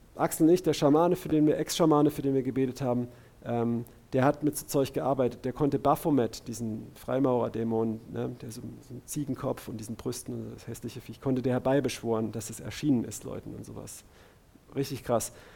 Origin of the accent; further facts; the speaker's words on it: Karlsruhe, Baden-Württemberg, Germany; bei uns in Karlsruhe